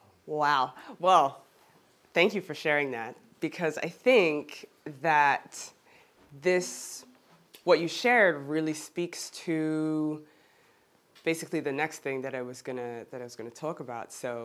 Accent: Geneva, Switzerland; born there; as I mentioned, I was born in Geneva, I look like I do, but I kind of sound like I'm from the US.

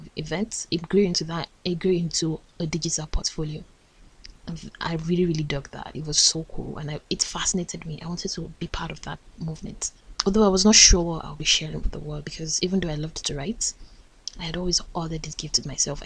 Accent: Nigeria; as a Nigerian

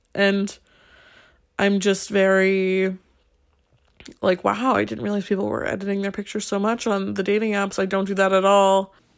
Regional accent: United States; moved away as an adult; now in Paris, France; as an American in Paris

